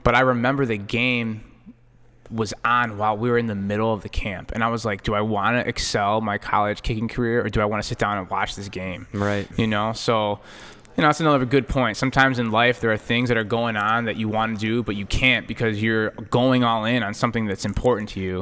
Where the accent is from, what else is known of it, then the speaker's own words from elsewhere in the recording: Chicago, Illinois, United States; we grew up in Chicago